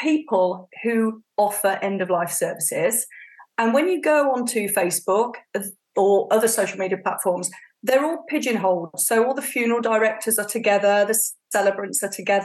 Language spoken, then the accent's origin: English; Warwickshire, West Midlands, United Kingdom; I grew up in Warwickshire, which is in the middle of the UK